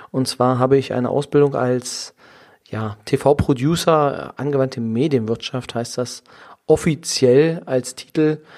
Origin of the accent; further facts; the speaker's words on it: Saxony-Anhalt, Germany; Ich komme aus der Nähe von Magdeburg. Im schönen Sachsen-Anhalt bin ich geboren. Dort auch zur Schule gegangen